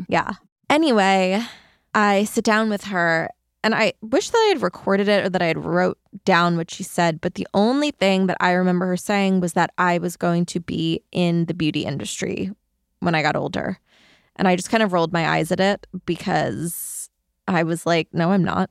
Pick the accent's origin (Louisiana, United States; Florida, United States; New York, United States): New York, United States; between Queens and Long Island; I grew up in New York between Queens and Long Island